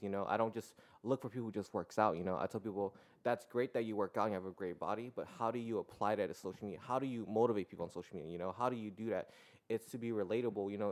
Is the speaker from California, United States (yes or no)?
yes; San Diego, California, United States; I was born and raised here in San Diego. Uh, City Heights